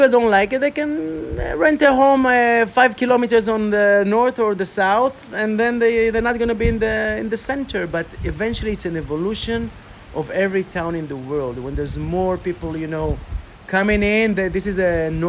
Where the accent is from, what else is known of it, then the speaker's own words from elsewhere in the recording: Côte d’Ivoire; I grew up in Africa, 10 years of my childhood in Ivory Coast, Côte d'Ivoire. In a French-speaking...